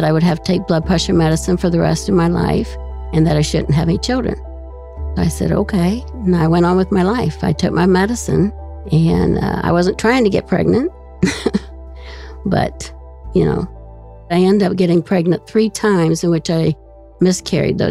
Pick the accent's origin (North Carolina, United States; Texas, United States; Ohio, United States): Ohio, United States; Columbus; I'm from Columbus